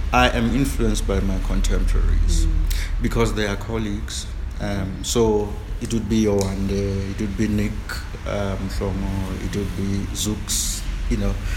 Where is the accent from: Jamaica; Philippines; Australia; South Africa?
South Africa; I'm a South African.